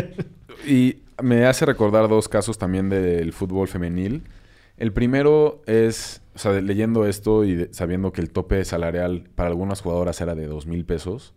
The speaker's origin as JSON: {"language": "Spanish", "country": "Mexico"}